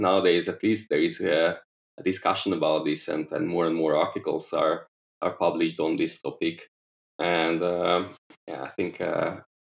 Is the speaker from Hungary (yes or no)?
yes; Budapest, Hungary; Budapest, which is my hometown